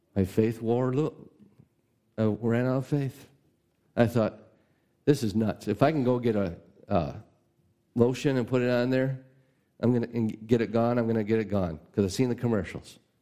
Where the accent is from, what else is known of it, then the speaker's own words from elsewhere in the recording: United States; as an American